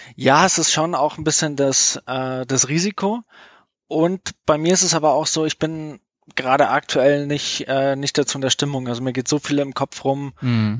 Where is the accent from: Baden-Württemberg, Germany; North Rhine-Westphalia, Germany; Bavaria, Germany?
Bavaria, Germany; near Munich; ich bin aus der Nähe von München